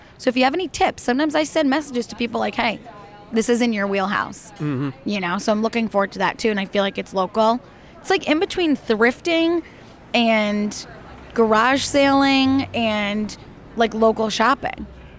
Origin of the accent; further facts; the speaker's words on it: United Kingdom; accent: British; French with my British accent, won't you?